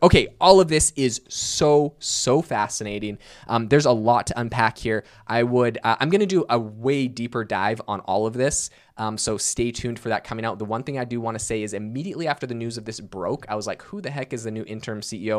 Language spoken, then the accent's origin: English; Vancouver Island, British Columbia, Canada; I was born and raised on Vancouver Island, British Columbia, Canada. That's where I've lived my whole life.